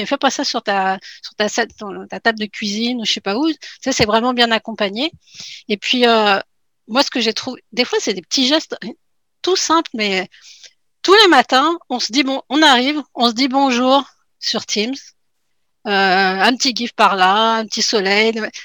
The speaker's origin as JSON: {"language": "French", "country": "France", "moved": "as an adult", "lives_now": "Quebec, Canada", "said": "je suis une Française qui est arrivée il y a 11 ans au Québec, puis euh, bien décidée à y rester"}